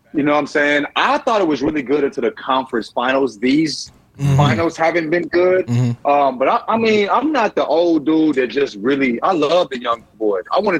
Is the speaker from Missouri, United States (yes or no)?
yes; St. Louis, Missouri, United States; I'm from St. Louis, bro.